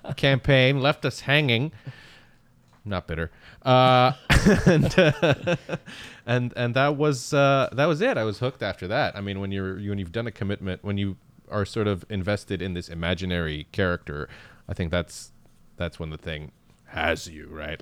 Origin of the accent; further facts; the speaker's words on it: Canada; English is a second language; also born or lived in Baghdad, Iraq; I'm born in Baghdad, Iraq, and I emigrated to Canada when I was, uh, eight or nine.